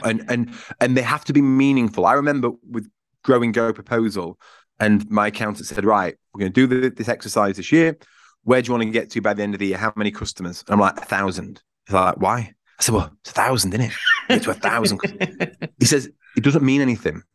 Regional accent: Yorkshire and the Humber, United Kingdom; I'm from Yorkshire, which I think plays a part in this because I'm a high Yorkshireman

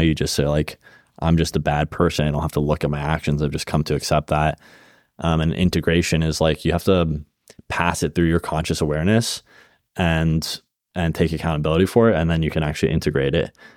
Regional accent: Bay Area, California, United States; moved away; I grew up in the Bay Area

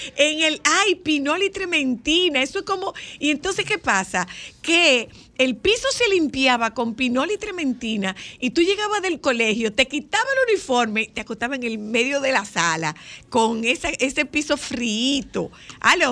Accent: Nagua, María Trinidad Sánchez, Dominican Republic; moved away; hay un punto en Nagua que me huele a mi niñez

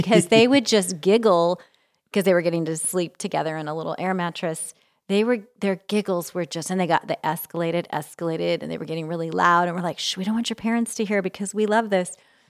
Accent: California, United States; Of course, I was from Central California

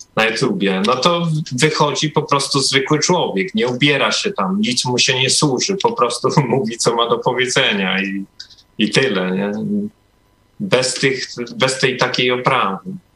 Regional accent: Podkarpacie, Subcarpathian Voivodeship, Poland; moved away; pochodzę raczej z Polski, z takiej małej miejscowości, jeszcze na Podkarpaciu.

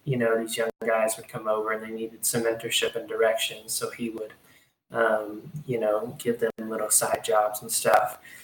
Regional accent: Hot Springs, Arkansas, United States; I'm from Hot Springs, Arkansas. Uh, it's a small town in Arkansas

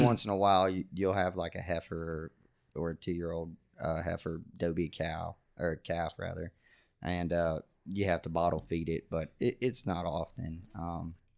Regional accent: Brevard County, Florida, United States; also born or lived in Glades County, Florida; I grew up in Brevard, uh, on the Indian River Lagoon

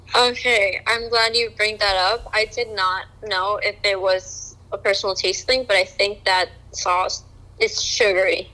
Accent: Colombia; moved away; when I was growing up in Colombia

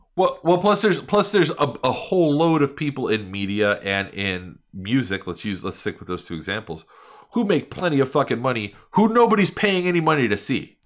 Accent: New York, United States; now in Miami, United States; growing up in New York

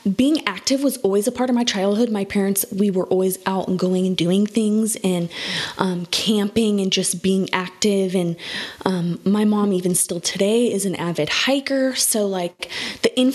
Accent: Phoenix, Arizona, United States; I was born and raised in Phoenix, Arizona

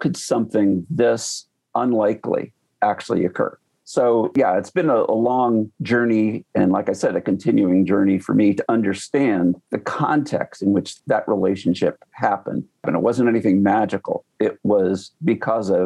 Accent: Iowa, United States; I grew up in Iowa

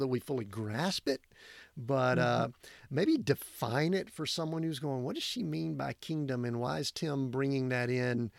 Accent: Deep South, United States; I grew up in the Deep South

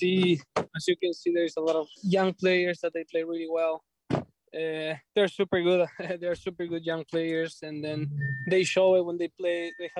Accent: Argentina; born or raised there; moved away as an adult; now in Philadelphia, United States

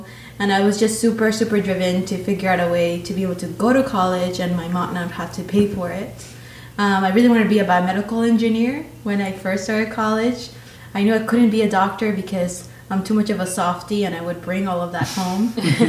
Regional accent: Queens, New York, United States; also born or lived in Manizales, Colombia; And when I turned 12, right before I turned 12, my family moved to New York City, to Queens. So that's where I grew up.

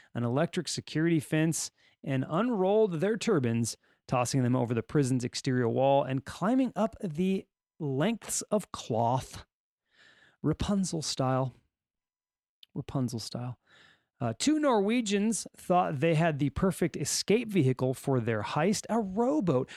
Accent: California, United States; accent: Californian; I'll just stick with my regular Californian accent.

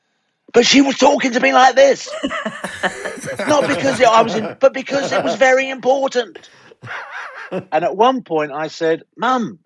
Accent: London, United Kingdom; Growing up in London, in the 60s? Yeah, you can say in the 50s. I was born in 1953.

